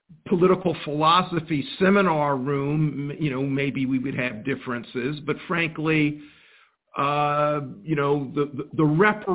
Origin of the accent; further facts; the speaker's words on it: Columbia, South Carolina, United States; I was born in 1954 in Columbia, South Carolina.